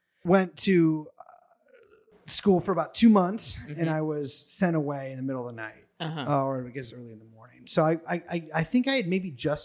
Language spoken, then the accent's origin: English; San Francisco Bay Area, California, United States; moved away; also born or lived in Montana; From San Francisco.